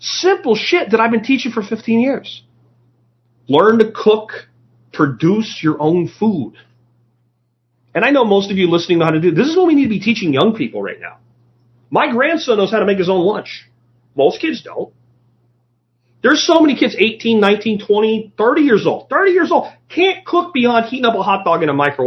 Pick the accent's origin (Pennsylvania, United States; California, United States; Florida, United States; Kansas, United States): Florida, United States; Growing up in Florida